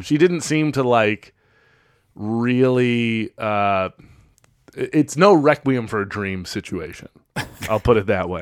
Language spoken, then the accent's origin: English; Chicago, Illinois, United States